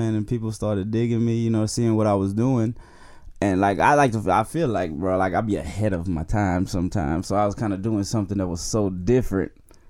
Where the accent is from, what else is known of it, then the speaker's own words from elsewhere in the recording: Houston, Texas, United States; H-Town, Houston, Texas.